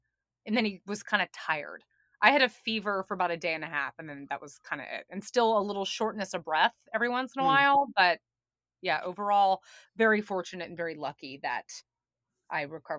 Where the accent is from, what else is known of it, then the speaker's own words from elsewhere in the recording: New York, United States; I still do not have a driver's license or a car. I'm a New Yorker at heart.